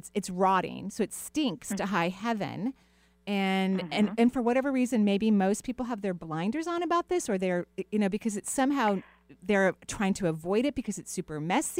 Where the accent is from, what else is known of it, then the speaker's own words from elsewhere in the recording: United States; Washington people, I kind of think that we're a little passive aggressive.